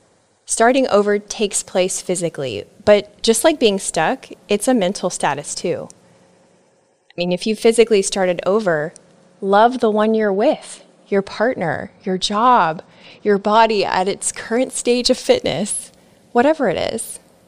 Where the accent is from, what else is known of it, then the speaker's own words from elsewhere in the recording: Nebraska, United States; now in Florida, United States; I pruned friends, relationships, and even my home state. I moved from Nebraska to Florida.